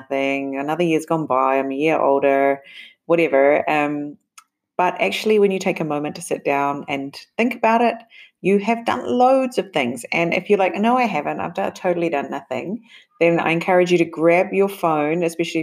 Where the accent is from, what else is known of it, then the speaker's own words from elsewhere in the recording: New Zealand; moved away; also born or lived in Japan; my home country, New Zealand